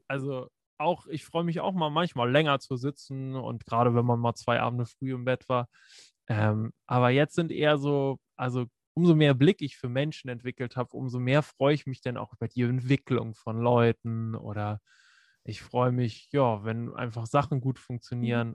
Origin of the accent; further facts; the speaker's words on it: Preetz, Schleswig-Holstein, Germany; moved away as an adult; also born or lived in Kiel; wo ich nach Kiel gezogen bin, aus Preetz